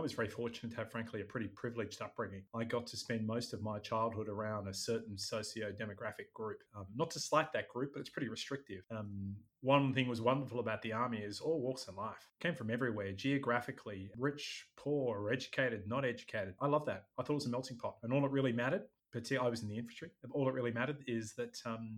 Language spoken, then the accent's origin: English; Sydney, New South Wales, Australia; moved away as an adult; also born or lived in Chicago, United States / London / Singapore; So I grew up in Sydney, Australia, most of my time. I spent some of my childhood in the United States in Chicago, but most of it was in Sydney.